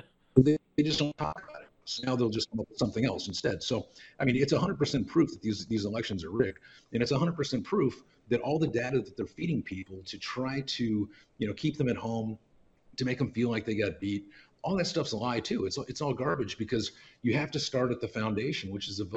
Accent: Lodi, California, United States; now in Reno, United States; I'm from Lodi, live in Reno, been in Reno on and off since 95

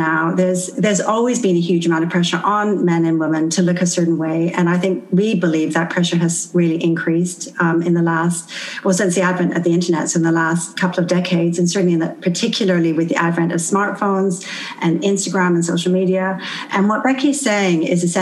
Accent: Canada; moved away; I'm actually from Canada

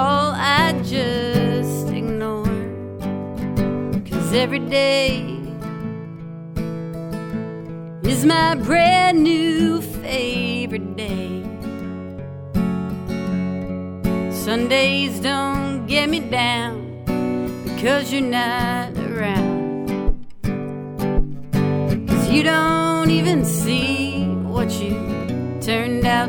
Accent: East Texas, United States; moved away as an adult; also born or lived in Nashville, Tennessee; now in Cape Cod, United States; originally, I'm from East Texas.

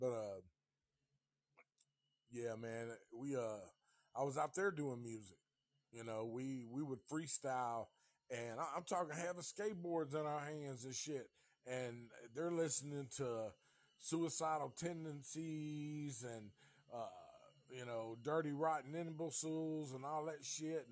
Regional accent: Nashville, Tennessee, United States; also born or lived in Oceanside, California / Santa Monica, California / Atlanta, Georgia; now in Knoxville, United States; I'm from Nashville, born and raised in Nashville, Tennessee. So, you know, I grew up out here, but I also grew up in California, like Oceanside, Santa Monica, around Venice area.

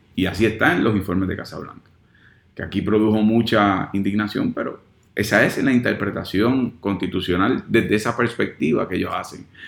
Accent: Puerto Rico; Los puertorriqueños tenemos la mitad de la población en los Estados Unidos

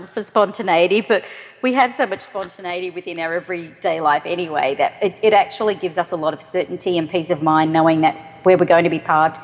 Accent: Australia; moved away as an adult; also born or lived in Sydney, Australia / Boulder, United States; now in United States; Australia, where I'm from.

